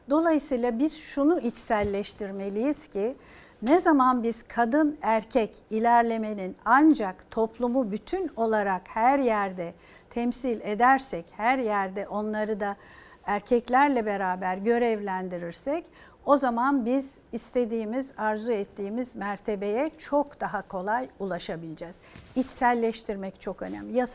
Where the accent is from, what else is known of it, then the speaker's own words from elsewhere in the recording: Turkey; Türküz ve çok güzel hasletlerimiz var, faziletliyiz.